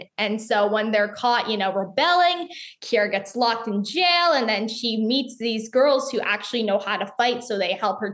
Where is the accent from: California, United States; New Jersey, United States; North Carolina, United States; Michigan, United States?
North Carolina, United States; Charlotte; my hometown in Charlotte